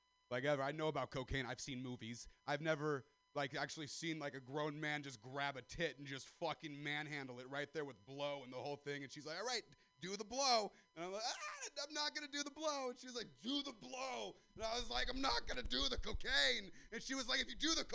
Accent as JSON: {"language": "English", "region": "California", "country": "United States", "said": "I'm white, I'm from Sister Valley, California"}